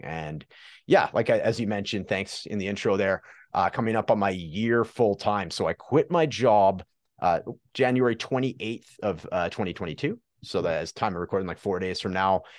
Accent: Prince George, British Columbia, Canada; I'm from uh, Prince George, British Columbia, Canada

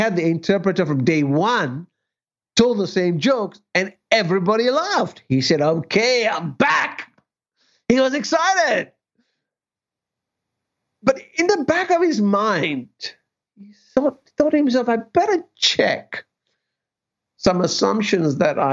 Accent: Malaysia; moved away; my parents in Malaysia

